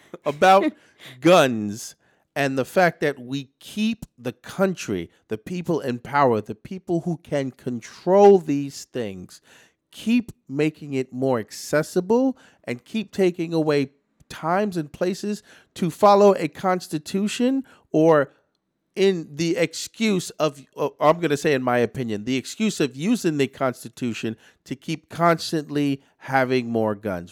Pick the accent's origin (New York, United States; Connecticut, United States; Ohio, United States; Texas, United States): New York, United States; New York City; as a New Yorker